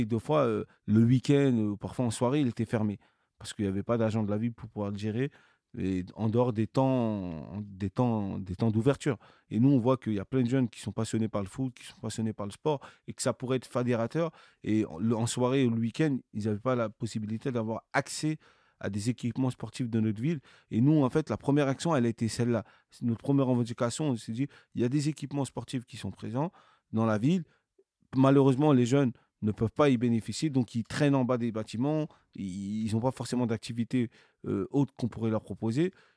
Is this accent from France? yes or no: yes; Cergy-Pontoise, Île-de-France, France; je suis né dans une, une, une ville de la banlieue parisienne qui s'appelle Sergi, Pontoise